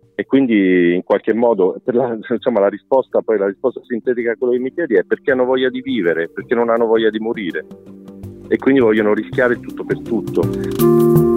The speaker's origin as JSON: {"language": "Italian", "town": "Rome", "region": "Lazio", "country": "Italy", "moved": "yes", "lives_now": "Cagliari, Italy", "said": "io vengo da Roma, sono romano, per me, almeno per, per metà, diciamo"}